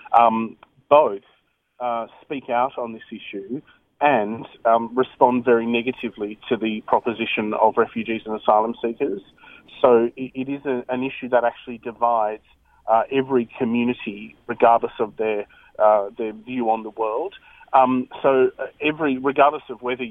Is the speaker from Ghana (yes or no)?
no; Australia; we as an Australian people